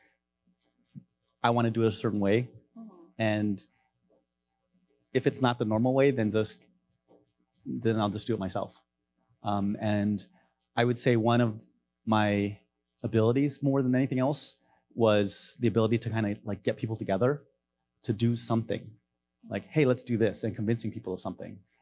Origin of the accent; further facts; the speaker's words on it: Maryland, United States; moved away as an adult; also born or lived in Los Angeles, California / California / China / Hong Kong; now in Bay Area, United States; I moved over to Maryland when I was five, grew up there